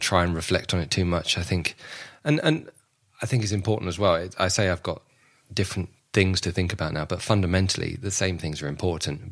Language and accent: English; London, United Kingdom; I was born and raised in Southwest London